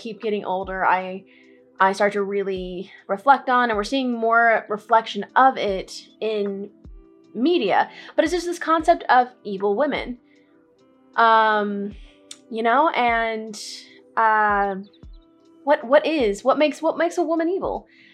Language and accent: English; Central Texas, United States; also born or lived in Corpus Christi, Texas; I grew up in Central Texas